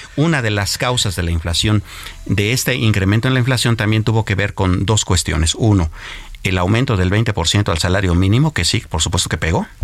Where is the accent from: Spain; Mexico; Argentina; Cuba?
Mexico; como mexicanos